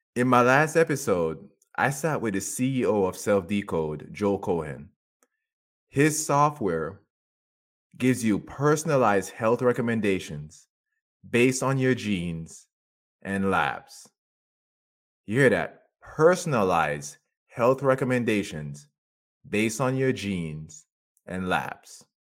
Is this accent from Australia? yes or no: no; Jamaica; I grew up in Jamaica